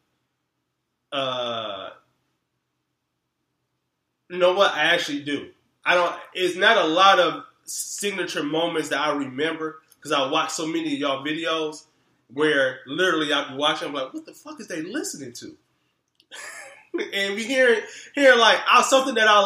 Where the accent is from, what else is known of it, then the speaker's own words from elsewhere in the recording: Detroit, Michigan, United States; moved away; I'm still fresh from Detroit